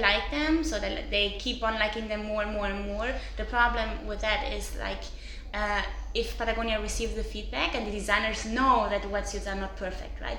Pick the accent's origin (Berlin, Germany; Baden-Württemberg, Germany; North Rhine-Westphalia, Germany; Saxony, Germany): North Rhine-Westphalia, Germany; Cologne; now in Portugal; I'm from Cologne